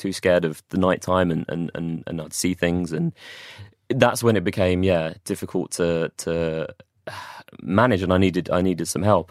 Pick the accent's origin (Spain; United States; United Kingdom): United Kingdom; London; moved away as an adult; also born or lived in Watford / Manchester; I'm from London originally